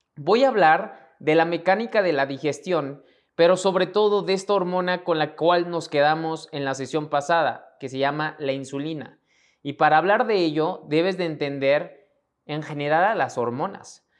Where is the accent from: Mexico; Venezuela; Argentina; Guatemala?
Mexico; mexicano, emprendedor y empresario